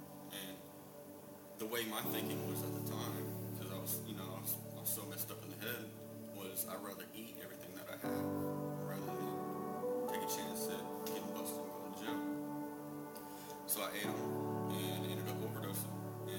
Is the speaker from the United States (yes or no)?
yes; Franklin, North Carolina, United States; also born or lived in Okinawa / Hawaii; 27 years old. I'm originally from Franklin, North Carolina.